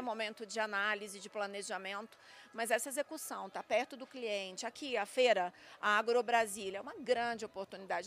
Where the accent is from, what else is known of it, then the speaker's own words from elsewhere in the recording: São Gonçalo do Sapucaí, Minas Gerais, Brazil; moved away; eu sou mineira do sul de Minas, não é à toa que eu amo o agronegócio. Eu nasci lá em meio ao café